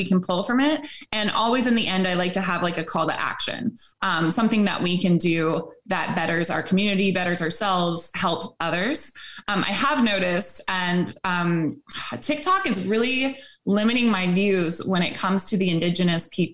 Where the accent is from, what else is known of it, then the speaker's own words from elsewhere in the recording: Jacksonville, Florida, United States; I grew up in Jacksonville, Florida